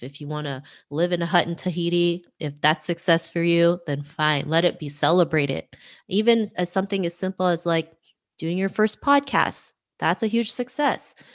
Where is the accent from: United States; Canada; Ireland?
Canada; Toronto, Ontario; growing up in Toronto, Canada